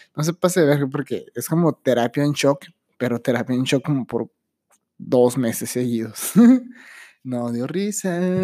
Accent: Mexico; Soy ciudadano de México

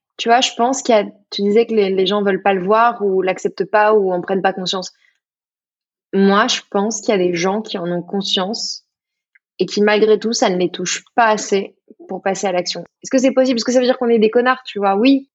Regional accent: Burgundy, Bourgogne-Franche-Comté, France; je suis de Bourgogne

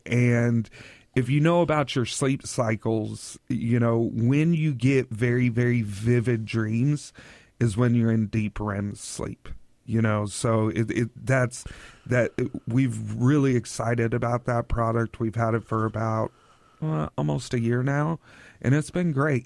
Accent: Oklahoma, United States; now in Tri-Cities, United States; I'm from Oklahoma

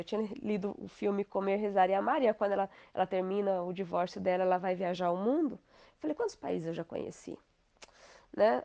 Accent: Inajá, Paraná, Brazil; also born or lived in Maringá / Lobato; Eu nasci em Maringá, a minha família é de Lobato, que é próxima a Maringá, então toda a minha família é dali, dali de Maringá, de, desculpa, de Lobato. E eu morei dos dois anos até, até os 18 anos em Inajá

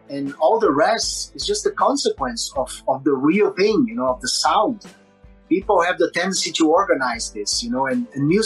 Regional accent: Brazil; English is a second language; I learned English actually with metal, you know, the basic English. Of course, in Brazil, you, have in school, you have the basic English

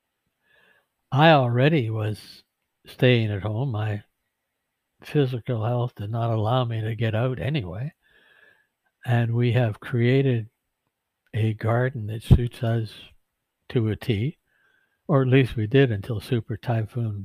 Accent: Vancouver, British Columbia, Canada; I grew up in Vancouver, down close to the Fraser River.

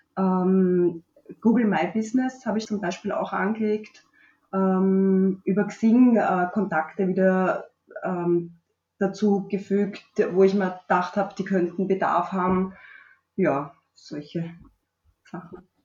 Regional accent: Strasshof an der Nordbahn, Lower Austria, Austria; Aus Niederösterreich, also genauer gesagt aus Straßhof.

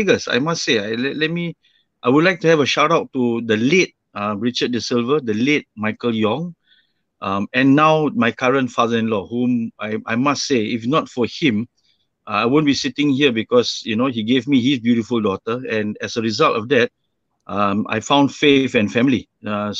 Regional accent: Singapore; moved away as an adult; I was born and raised in Singapore for the first 24 years of my life.

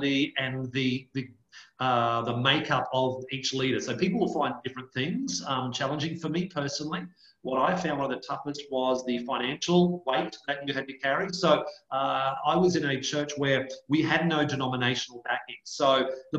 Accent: West Queensland, Australia; where I grew up out in West Queensland, there were no high schools.

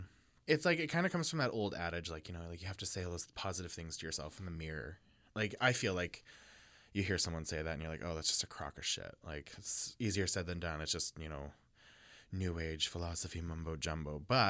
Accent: Regina, Saskatchewan, Canada; now in Winnipeg, Canada; I'm from Saskatchewan, Regina, Saskatchewan.

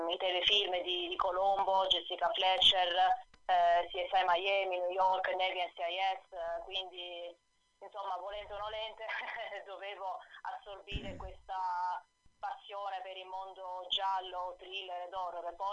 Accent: Alcamo, Sicily, Italy; born or raised there; also born or lived in Ravenna; now in Trapani, Italy

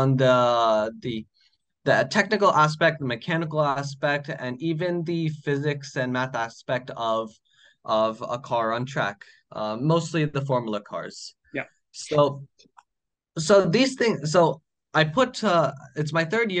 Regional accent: United States; me being Indian and but born in the US

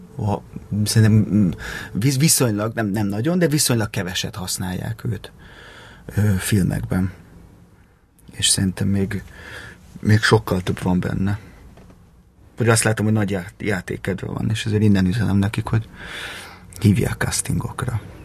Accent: Pilisborosjenő, Pest, Hungary; Pilisborosenő nőttem fel

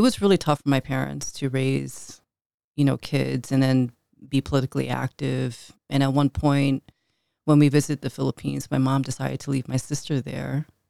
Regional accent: Chicago, Illinois, United States; I grew up north side, right around the Belmont and Clark area

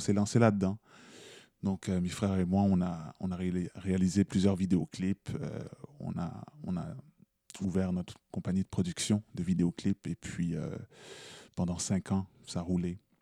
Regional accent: Montreal, Quebec, Canada; moi je suis né à Montréal. Euh, mes parents sont nés en Haïti, ils sont arrivés au Canada en 79

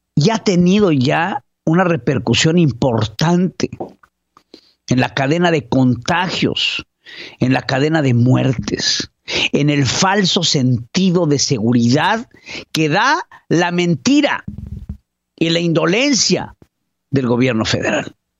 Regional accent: Mexico; como mexicano

